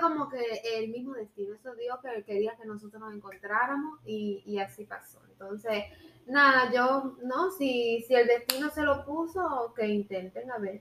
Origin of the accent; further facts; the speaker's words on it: Cuba; moved away as an adult; now in United States; yo soy cubana